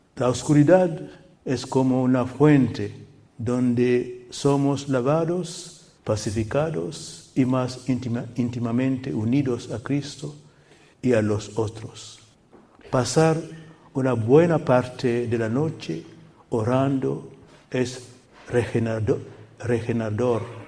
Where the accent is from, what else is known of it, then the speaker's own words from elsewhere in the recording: Guinea; moved away; la capital de mi país natal, Guinea